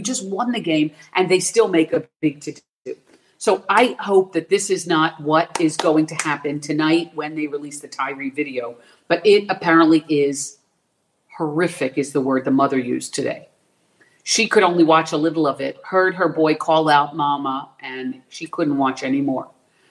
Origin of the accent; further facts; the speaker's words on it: Florida, United States; also born or lived in Philadelphia, Pennsylvania; I was born in Philadelphia. I moved to Florida when I was a small child